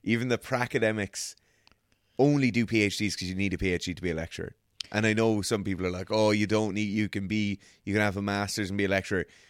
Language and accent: English; Ireland; as Irish people